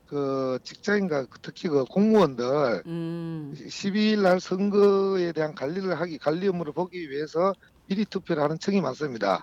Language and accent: Korean; Sangju, North Gyeongsang, South Korea; moved away as an adult; 우리 고향 상주로 내려온 지 올해가 12년째입니다